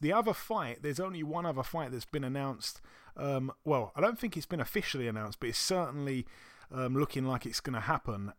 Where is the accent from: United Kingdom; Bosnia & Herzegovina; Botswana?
United Kingdom; being a Brit